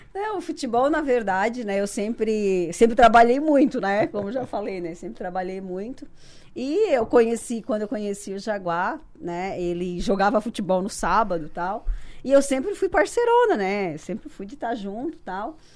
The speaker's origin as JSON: {"language": "Portuguese", "town": "Sangão", "region": "Santa Catarina", "country": "Brazil", "moved": "as an adult", "lives_now": "Criciúma, Brazil", "said": "eu sou do Sangão, município"}